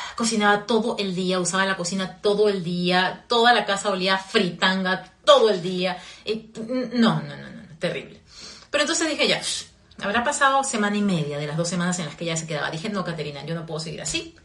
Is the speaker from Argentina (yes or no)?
no; Peru; also born or lived in Virginia, United States; now in Florida, United States; en mi país, en Perú